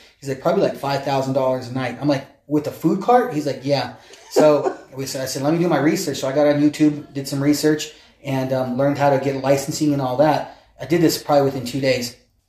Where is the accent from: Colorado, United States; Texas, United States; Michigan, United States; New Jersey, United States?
Colorado, United States; Aurora; also born or lived in Denver, Colorado / San Luis Valley, Colorado; So my roots trace back to San Luis, Colorado. So that's where I'm from. I was actually born and raised in Denver and then did my elementary through high school in Aurora.